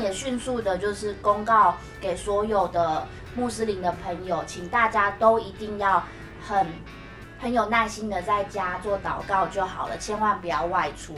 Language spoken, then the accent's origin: Chinese; Taiwan; 我们台湾人